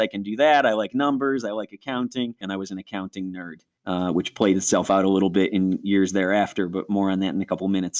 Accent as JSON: {"language": "English", "town": "Rochester", "region": "New York", "country": "United States", "tie": "born or raised there", "also_born_or_lived": "Niagara Falls, New York", "accent": "Rochesterian", "said": "We were way over by Niagara Falls, which is apple and snowstorm country"}